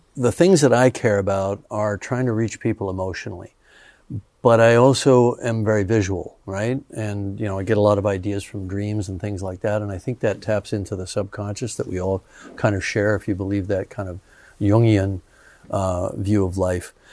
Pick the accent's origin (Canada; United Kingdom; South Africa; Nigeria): Canada; also born or lived in Los Angeles, United States; now in New Zealand; I grew up in Canada before that.